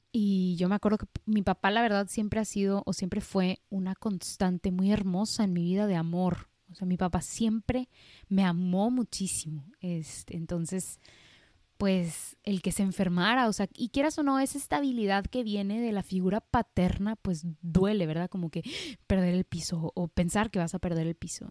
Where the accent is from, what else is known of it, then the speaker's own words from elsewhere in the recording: Monterrey, Nuevo León, Mexico; nací aquí en, en Monterrey, Nuevo León, México, del seno de una familia católica